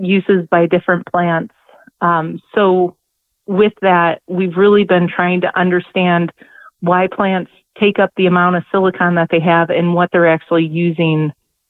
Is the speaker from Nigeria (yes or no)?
no; Northwest Ohio, United States; I am from Northwest Ohio, born and raised in the Midwest.